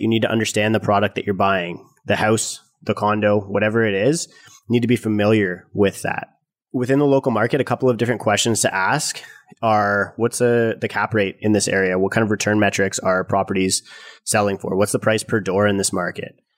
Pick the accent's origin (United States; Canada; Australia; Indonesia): Canada; us as Canadian real estate investors